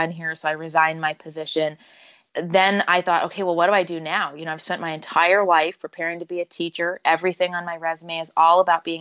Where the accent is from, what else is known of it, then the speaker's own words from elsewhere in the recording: rural Northwest Ohio, United States; moved away as an adult; also born or lived in Chicago / Virginia; So I grew up in rural Northwest Ohio. I was born in Chicago, but my family moved to Ohio when I was relatively young, and that's where I grew up, went to high school